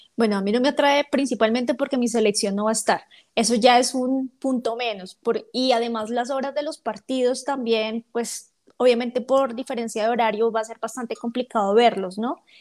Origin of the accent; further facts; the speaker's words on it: Bogotá, Colombia; accent: rolo; yo no soy paisa, yo soy rola